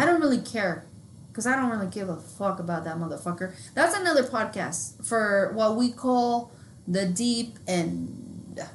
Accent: New Mexico, United States; we're from New Mexico and not New York

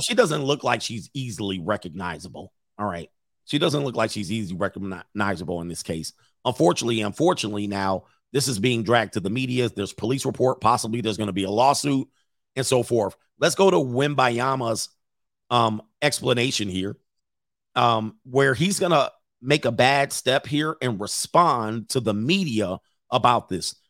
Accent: Los Angeles, California, United States; I grew up in Los Angeles

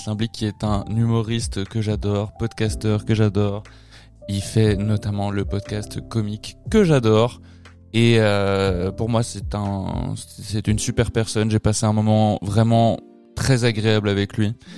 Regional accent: Spanish Basque Country, Spain; je viens du Pays basque espagnol

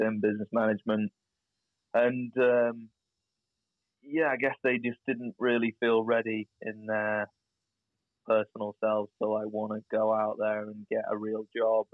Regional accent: United Kingdom; we're British.

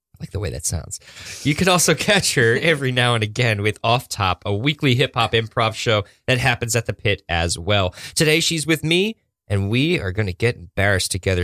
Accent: Woodstock, New York, United States; I'm from Woodstock

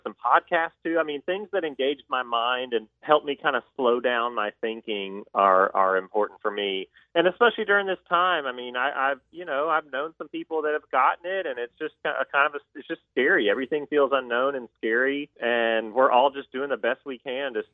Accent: Georgia, United States; I'm from Georgia

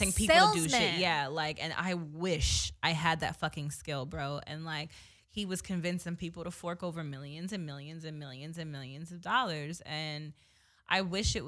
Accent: New Jersey, United States; I'm from Jersey

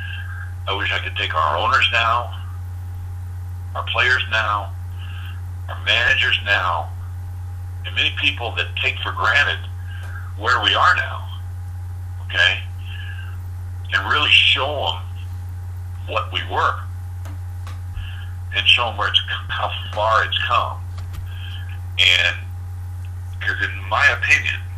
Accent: St. Louis, Missouri, United States; growing up in the St. Louis area

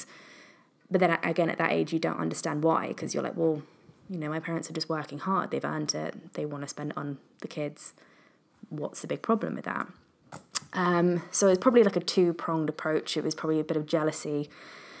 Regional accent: Matlock, East Midlands, United Kingdom; I'm originally from Derbyshire, a small countryside town called Matlock, which not many people have heard of. And I went to a school locally

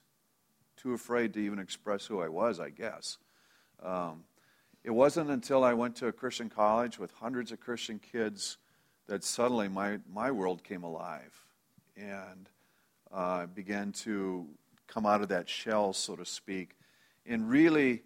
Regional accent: Minnesota, United States; also born or lived in Friend, Nebraska; Do remember moving from Nebraska to Minnesota when I was three or four. I don't know exactly how old that was. So that's where my memories start, and that's basically where my growing up place was

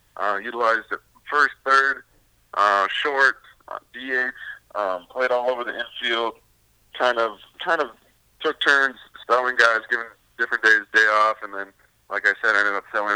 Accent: Fargo, North Dakota, United States; moved away as an adult; also born or lived in Mitchell, South Dakota; I'm originally from Fargo, North Dakota.

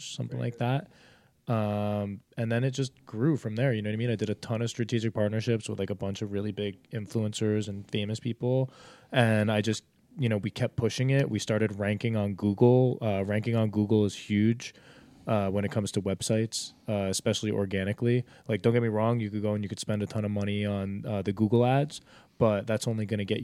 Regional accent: New Jersey, United States; Like we came from Jersey

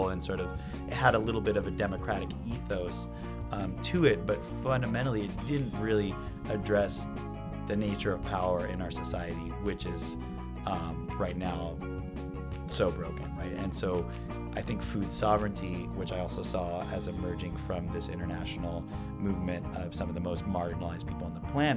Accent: San Francisco, California, United States; also born or lived in The Hague, Netherlands; now in Berkeley, United States; Being born and raised in San Francisco, a pretty politically active family life

